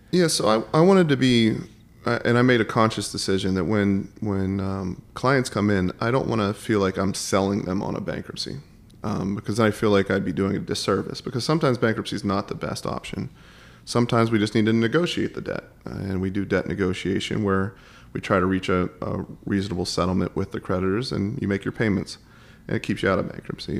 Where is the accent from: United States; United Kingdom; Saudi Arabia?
United States; Pittsburgh, Pennsylvania; I grew up in Pittsburgh